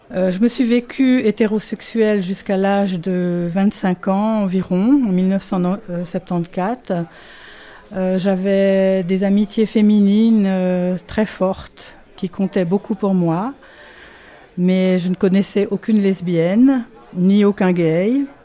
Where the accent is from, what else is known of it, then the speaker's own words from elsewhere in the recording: France; moved away as an adult; also born or lived in England; now in Geneva, Switzerland; je suis française, je vis à Genève depuis une trentaine d'années.